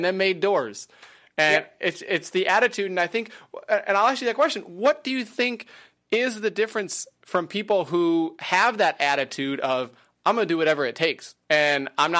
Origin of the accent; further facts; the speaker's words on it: Wisconsin, United States; I grew up in Wisconsin. So I grew up in a farming